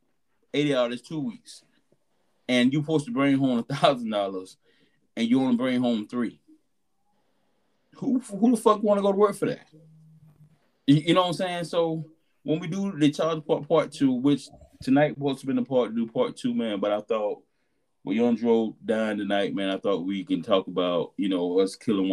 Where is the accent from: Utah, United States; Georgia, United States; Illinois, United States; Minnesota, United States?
Georgia, United States; Albany; I came from Albany, Georgia